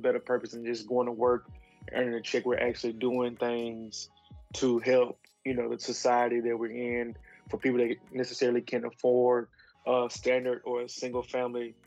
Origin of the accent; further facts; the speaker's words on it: Hattiesburg, Mississippi, United States; also born or lived in Inland Empire, California; now in Riverside, United States; I'm originally from Hattiesburg, Mississippi